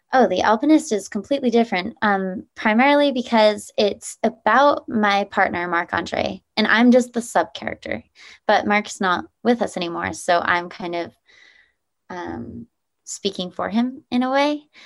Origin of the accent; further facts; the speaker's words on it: Nevada side, United States; I grew up in Lake Tahoe, uh, well, actually on the Nevada side of Lake Tahoe